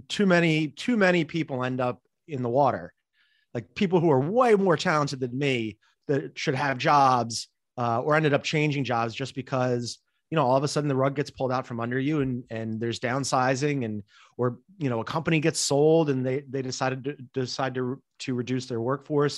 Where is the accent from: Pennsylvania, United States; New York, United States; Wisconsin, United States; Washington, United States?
Pennsylvania, United States; Philadelphia; always wanted to work at the Philadelphia Inquirer and have a column, uh, in my hometown